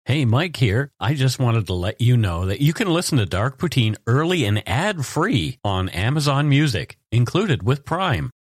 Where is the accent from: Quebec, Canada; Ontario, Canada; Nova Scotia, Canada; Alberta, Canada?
Nova Scotia, Canada; Bridgewater; also born or lived in Halifax, Nova Scotia; my hometown, Bridgewater